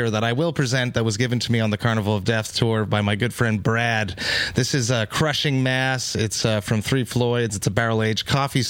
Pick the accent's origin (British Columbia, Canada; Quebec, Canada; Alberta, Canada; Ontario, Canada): Quebec, Canada; Montreal; I am from Montreal